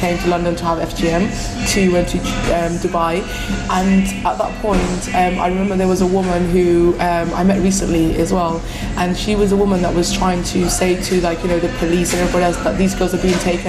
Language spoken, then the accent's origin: English; Somalia; now in United Kingdom; love being Somali, I love being coming from a Muslim background, but I also want to be protected as a British citizen.